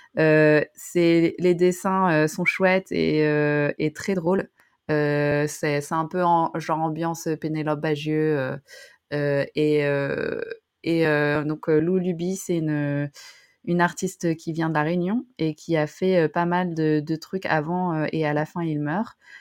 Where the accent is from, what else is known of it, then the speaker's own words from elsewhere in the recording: Roubaix, Hauts-de-France, France; moved away; je viens de Roubaix, donc je viens du nord.